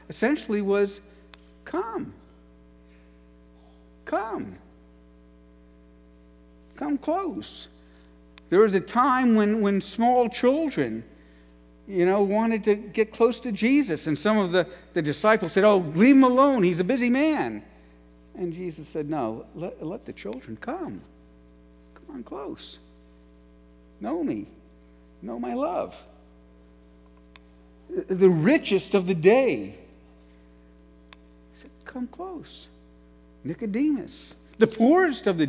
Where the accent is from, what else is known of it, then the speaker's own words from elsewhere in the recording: New York City, New York, United States; moved away as an adult; also born or lived in Ashland, Ohio; I was from New York City